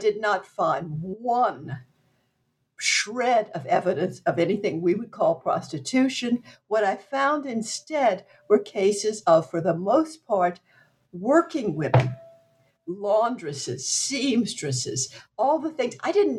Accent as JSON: {"language": "English", "region": "Southwest Louisiana", "country": "United States", "tie": "born or raised there", "said": "I grew up in Southwest Louisiana. I grew up in a French family"}